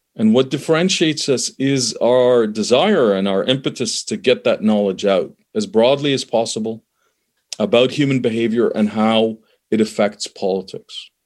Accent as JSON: {"language": "English", "country": "Canada", "tie": "born or raised there", "also_born_or_lived": "Middle East", "said": "I'm from the Middle East originally. I was born there, immigrated to Canada, grew up in Canada"}